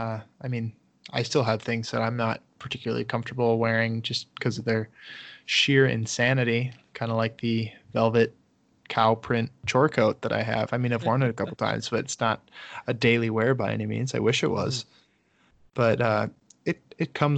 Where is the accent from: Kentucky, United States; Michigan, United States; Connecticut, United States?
Michigan, United States; accent: Michigander; I'm sure I sound funny. Like my Michigander accent. That's a real thing. We don't pronounce our T's.